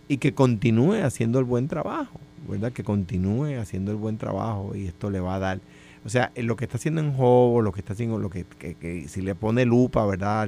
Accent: Puerto Rico; yo siento como puertorriqueño que los recursos naturales

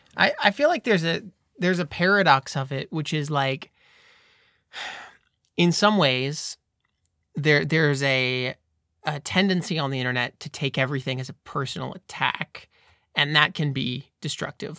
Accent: United States; I'm from America.

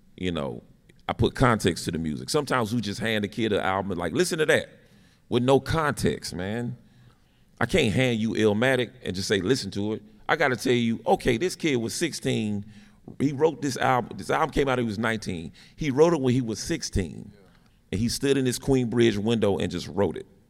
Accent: Winston-Salem, North Carolina, United States; I'm from Winston-Salem, North Carolina

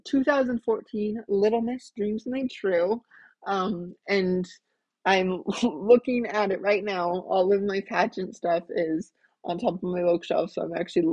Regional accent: Iowa Falls, Iowa, United States; now in Waukee, United States; growing up in Iowa Falls, that was a town of 5,000 people.

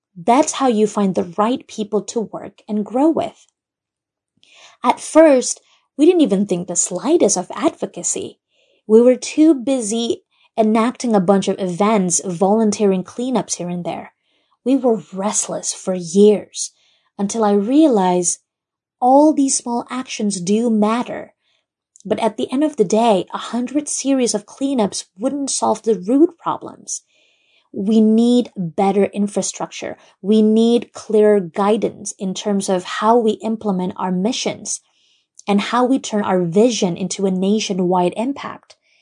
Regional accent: Brunei; I was born and raised in Brunei, Jerusalem

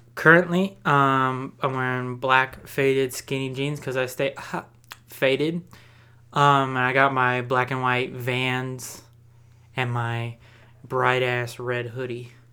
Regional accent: Texas, United States; I'm from Texas

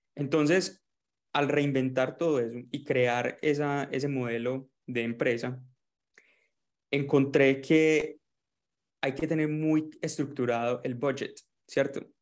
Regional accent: Medellín, Antioquia, Colombia; moved away as an adult; also born or lived in Melbourne, Australia; now in Gold Coast, Australia; soy colombiano de Medellín

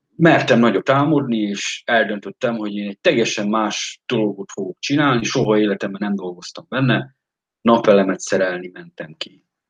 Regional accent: Eastern Hungary, Hungary; moved away as an adult; Én Kelet-Magyarországról jövök

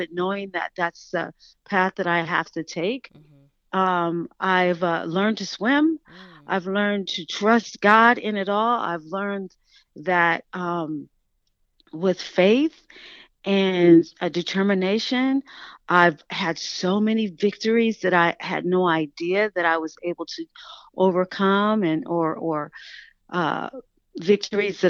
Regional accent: Oakland, California, United States; Growing up in Oakland, my mother, who was a single mom, and she worked mostly

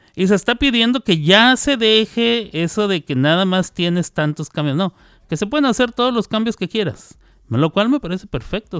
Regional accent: Mexico; siendo mexicano

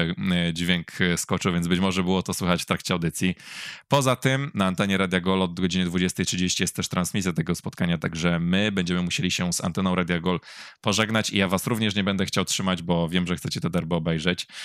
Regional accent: Poznań, Greater Poland, Poland; ja będąc poznaniakiem rodzonym

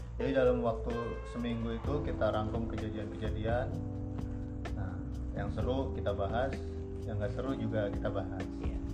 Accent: Jakarta, Indonesia; gue asli Jakarta

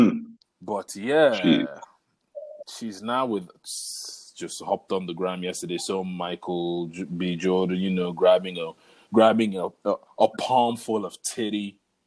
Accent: Nigeria; we are Nigerian

